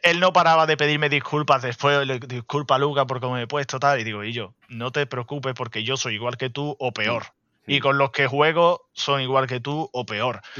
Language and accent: Spanish; Andalusia, Spain; como buen andaluz